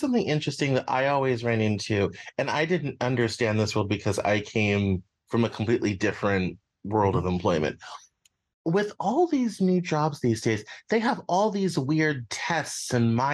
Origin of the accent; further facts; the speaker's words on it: Northwest Arkansas, United States; I grew up in Northwest Arkansas